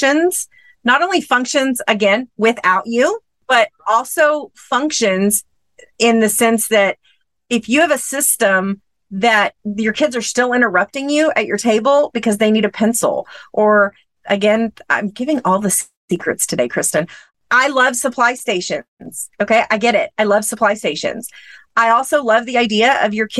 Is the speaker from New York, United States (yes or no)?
no; Texas, United States; a town about 30 minutes from my hometown here in Texas